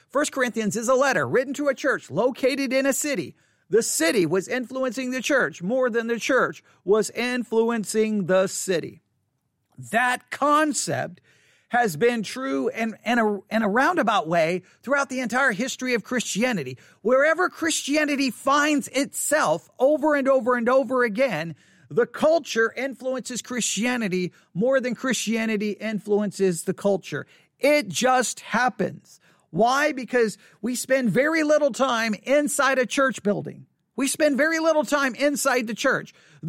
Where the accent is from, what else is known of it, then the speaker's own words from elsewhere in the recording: Buffalo Gap, Texas, United States; I can remember I grew up in Buffalo Gap, Texas, and right there, like you walked across the street from my house, there was like an older house